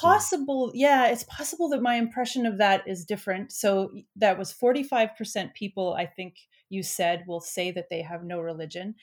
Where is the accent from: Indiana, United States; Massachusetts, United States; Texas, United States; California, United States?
California, United States; also born or lived in Quebec; now in Canada; I'm also from California originally